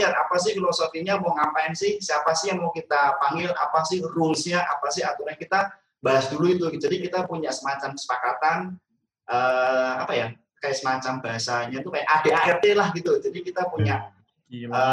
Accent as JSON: {"language": "Indonesian", "town": "Semarang", "region": "Central Java", "country": "Indonesia", "accent": "Javanese", "moved": "yes", "lives_now": "Jakarta, Indonesia", "said": "saya dari Semarang, logat oh, Jawa itu nggak bisa hilang sih walaupun saya udah 10 tahun lebih di Jakarta tetap nggak bisa ngomong gue, lo"}